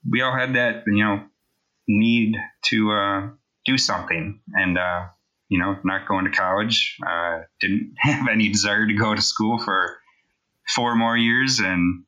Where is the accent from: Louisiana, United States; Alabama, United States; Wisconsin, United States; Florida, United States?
Wisconsin, United States; now in Tega Cay, South Carolina, United States; I'm originally from Wisconsin